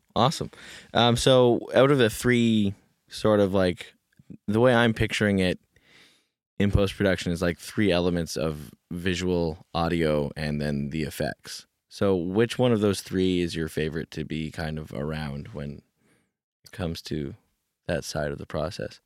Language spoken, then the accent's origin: English; Kamloops, British Columbia, Canada; now in Vancouver, Canada; growing up in Kamloops